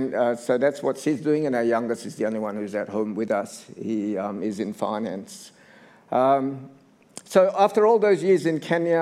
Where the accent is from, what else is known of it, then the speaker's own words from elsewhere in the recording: Australia; also born or lived in Indonesia; I'm ethnically Chinese. I was born in Indonesia. At the age of 10, my parents brought us to Australia. So I'm Chinese, Indonesian, Australian.